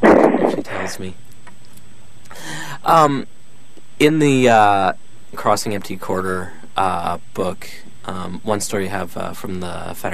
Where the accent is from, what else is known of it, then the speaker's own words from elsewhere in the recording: Canada; I'm Canadian.